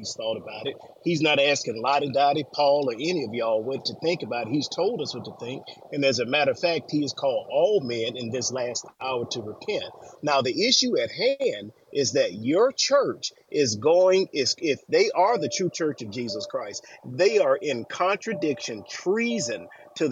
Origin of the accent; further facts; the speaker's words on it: Alabama, United States; I'm from Alabama.